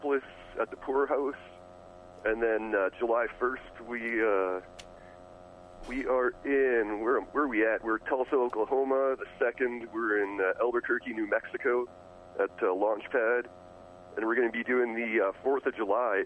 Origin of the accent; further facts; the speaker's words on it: Canada; we're from Canada